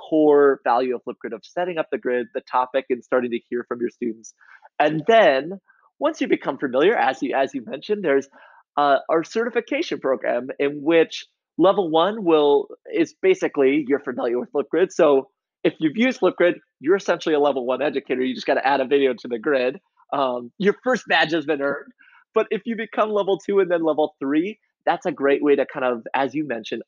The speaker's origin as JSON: {"language": "English", "region": "Iowa", "country": "United States", "tie": "born or raised there", "said": "I grew up in Iowa"}